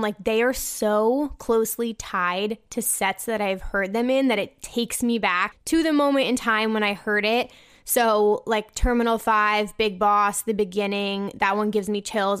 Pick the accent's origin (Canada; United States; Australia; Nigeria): United States; New Jersey; I'm from New Jersey